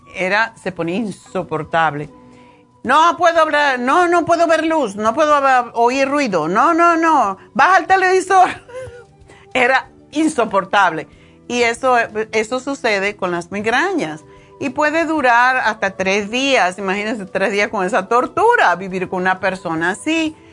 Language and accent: Spanish; New York, United States; moved away; Nueva York, de mi tierra. Tengo ganas de volver